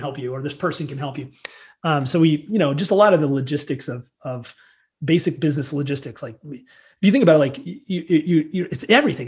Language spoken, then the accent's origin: English; central Illinois, United States; moved away as an adult; also born or lived in Chicago, Illinois; now in Colorado, United States; I started my career in um, at a very young age in, in central Illinois. So I'm a Midwesterner, not not Chicago, like corn and soybeans, Illinois